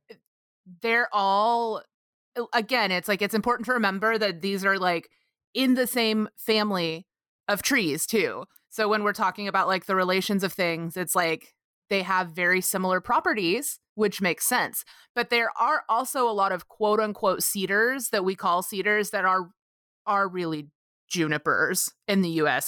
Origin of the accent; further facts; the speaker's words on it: Texas, United States; I grew up calling cedar in Texas